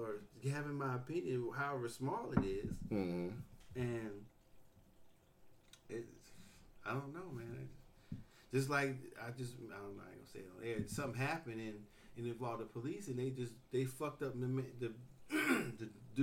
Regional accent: Oakland, California, United States; I'm from Oakland

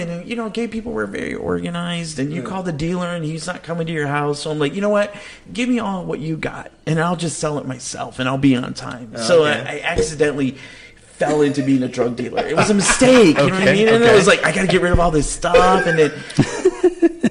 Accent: Michigan, United States; now in Phoenix, United States; I'm from Michigan

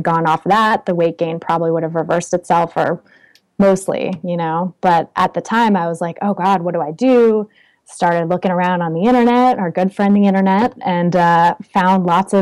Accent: California, United States; also born or lived in Oakland, California / Paris, France; I grew up in California

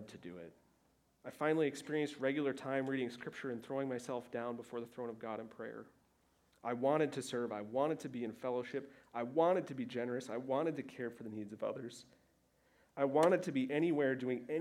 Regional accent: Michigan, United States; moved away; I was back home in Michigan with my family

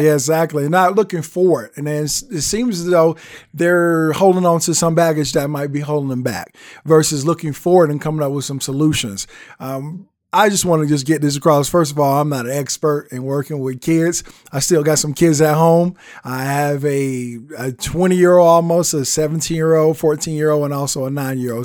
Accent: the South, United States; I'm a Southerner, so I grew up with that whole traditional respect

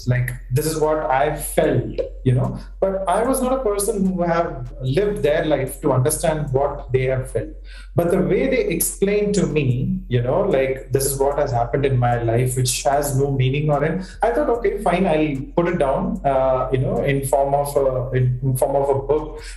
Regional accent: Chennai, Tamil Nadu, India; I was born and brought up in Chennai

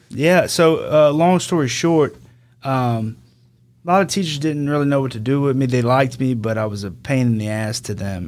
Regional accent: Denham Springs, Louisiana, United States; I'm from Denham Springs. I grew up here.

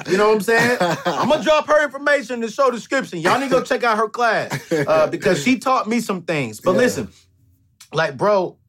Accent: Fayetteville, North Carolina, United States; also born or lived in San Diego, California; Man, I come from Fayetteville, North Carolina, San Diego, California. I come from a family of 5 in a 3-bedroom, 1,200-square-foot home, sharing 1 bedroom, my sister and my brother.

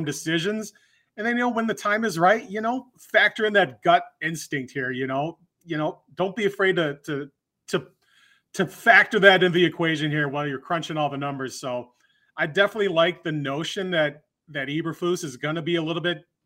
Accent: Glen Ellyn, Illinois, United States; I'm from Glen Ellyn. He's a Glenbard West guy. I'm a Glenbard South guy.

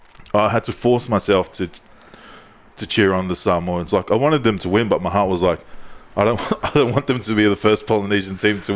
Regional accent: Goodna, Queensland, Australia; I'm from Goodna. Rough side of town for listeners not from Brisbane or Ipswich.

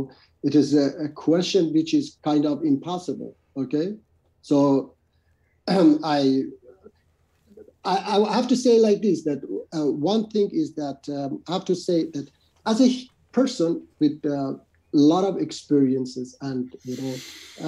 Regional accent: Iran; my home country, Iran

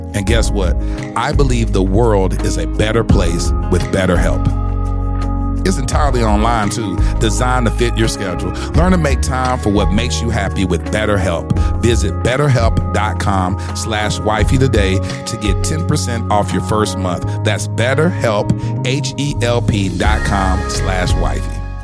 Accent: Mesquite, Texas, United States; I grew up in the Assemblies of God. only black family in an all-white church in Mesquite, Texas

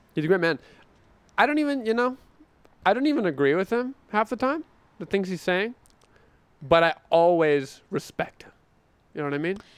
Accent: North Carolina, United States; I'm from North Carolina, small town

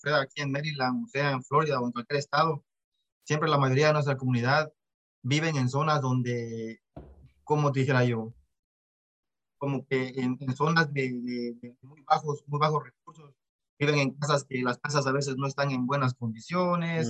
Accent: Mexico; vengo de México. Eh, papá y mamá de, Guatemala, nacido en México

